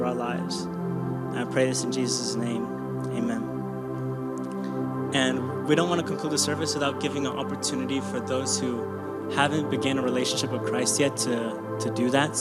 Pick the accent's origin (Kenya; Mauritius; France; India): Kenya; I'm Kenyan.